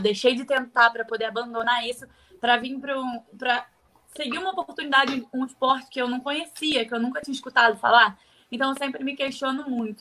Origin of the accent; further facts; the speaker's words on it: Rio de Janeiro, Brazil; also born or lived in Bom Jesus do Itabapoana, Rio de Janeiro / Espírito Santo; Mas voltei para o Rio muito novinha, acho que eu tinha dois anos. E eu morei na comunidade